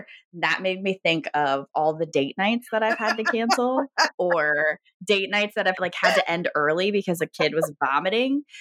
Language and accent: English; Virginia, United States; now in Michigan, United States; I am from Virginia